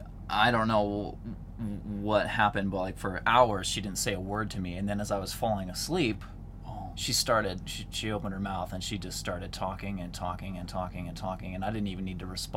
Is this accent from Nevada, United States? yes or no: yes; Logandale, Nevada, United States; also born or lived in St. George, Utah; So that's not where I'm from. I'm actually from Logandale, Nevada, southern Nevada. It's like an hour from St. George.